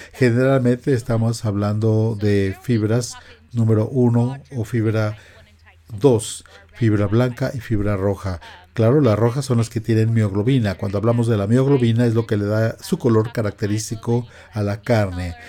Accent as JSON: {"language": "Spanish", "region": "California", "country": "United States", "said": "nosotros somos de California, allá se usa mucho el menudo"}